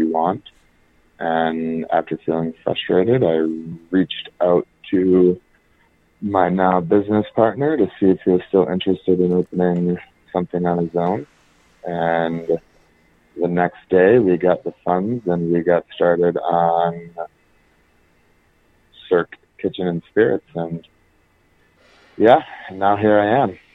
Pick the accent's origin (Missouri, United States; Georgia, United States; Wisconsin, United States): Wisconsin, United States; Green Bay; moved away as an adult; also born or lived in Minneapolis, Minnesota; I was born in Green Bay, Wisconsin.